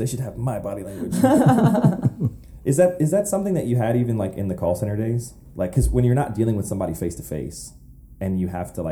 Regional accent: North Carolina, United States; I'm from North Carolina

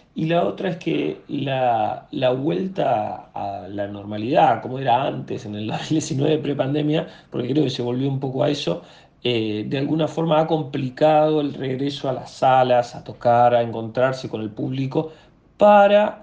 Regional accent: Viedma, Río Negro, Argentina; now in Buenos Aires, Argentina; Soy de la Patagonia, de Viedma, pero actualmente estoy viviendo en Buenos Aires.

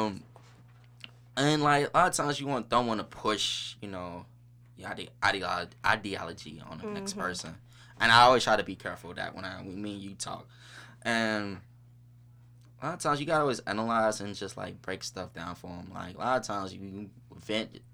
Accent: St. Louis, Missouri, United States; now in North County, United States; I'm from the South Side. Everybody know I'm from the South Side

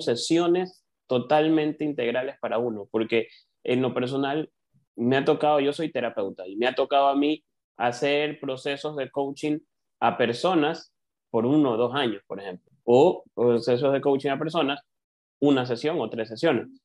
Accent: Ecuador; acá en Ecuador, les cuento, yo soy de Ecuador

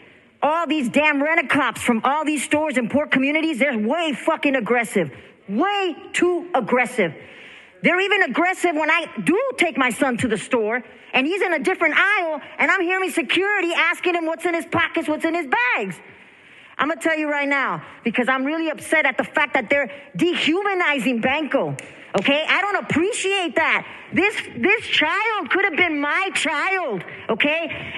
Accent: San Francisco, California, United States; I'm from San Francisco Mission District, born and raised.

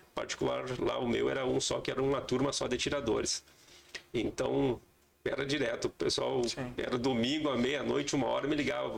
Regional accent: Passo Fundo, Rio Grande do Sul, Brazil; moved away as an adult; also born or lived in Três Corações, Minas Gerais; Eu sou natural de Passo Fundo, aqui no Rio Grande do Sul

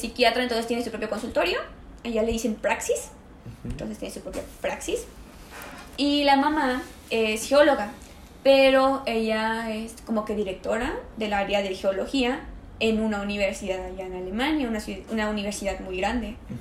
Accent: Mexico; also born or lived in Germany; yo salí acá de México un día antes de mi cumpleaños y llegué allá en mi mismo día de cumpleaños

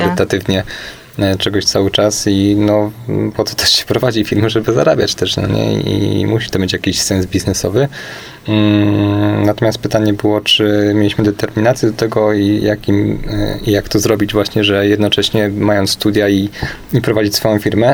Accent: Kielce, Świętokrzyskie Voivodeship, Poland; znamy się z Kielc, ponieważ y, pochodzimy w trójkę właśnie z tego miasta

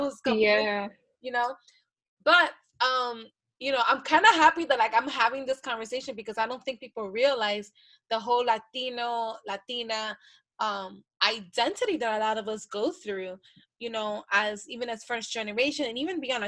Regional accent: Honduras; Like, I am from Honduras.

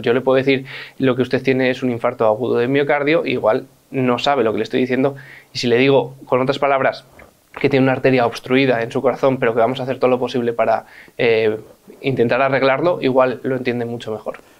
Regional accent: Madrid, Community of Madrid, Spain; yo cuando nací, nací en el Hospital de La Paz

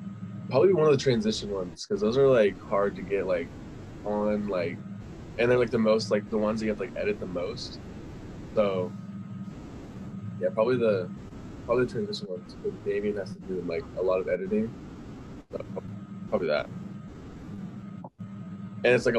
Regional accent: California, United States; I was born in California on May 30th, 2003. I've lived in the same house my whole life

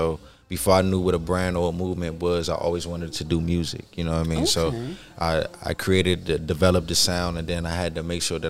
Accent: Glenarden, Maryland, United States; I'm from Glenarden.

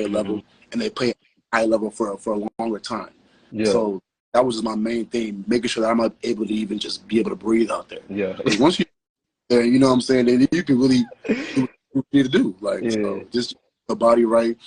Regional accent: Chicago, Illinois, United States; From the west side of Chicago

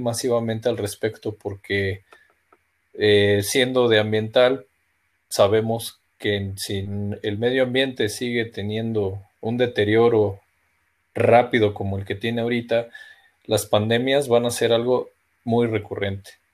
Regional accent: Mexico; como buenos mexicanos

